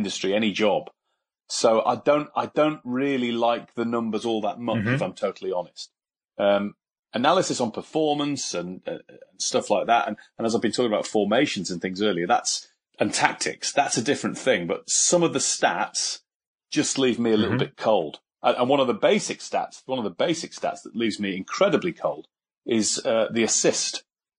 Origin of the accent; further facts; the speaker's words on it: York, Yorkshire and the Humber, United Kingdom; York and my hometown team, the team I support